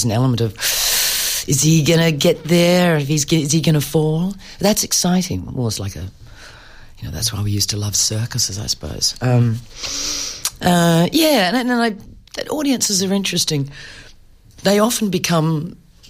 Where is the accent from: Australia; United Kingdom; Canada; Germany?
Australia; Perth, Western Australia; moved away as an adult; I grew up in Perth.